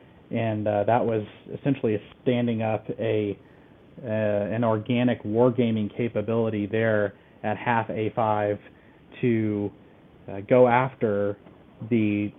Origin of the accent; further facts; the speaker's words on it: Southeast, United States; I hail from the Southeast U.S., just a smattering of states, until I went to college at Auburn University